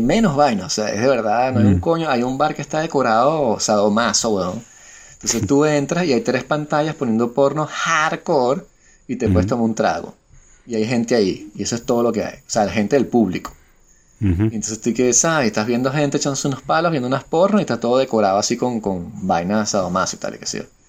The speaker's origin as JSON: {"language": "Spanish", "country": "Venezuela", "moved": "yes", "said": "yo que vengo de Venezuela"}